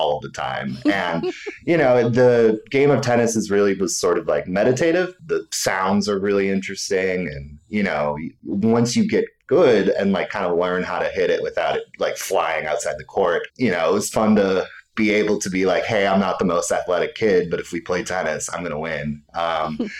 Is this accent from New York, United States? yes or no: no; Big Rapids, Michigan, United States; now in Chicago, United States; growing up in Michigan